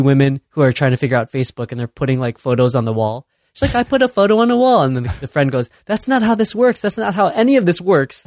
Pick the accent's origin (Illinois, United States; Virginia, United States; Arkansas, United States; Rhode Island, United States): Illinois, United States; Chicago; moved away as an adult; now in San Francisco, United States; I'm born and raised in Chicago. I'm Chicago proud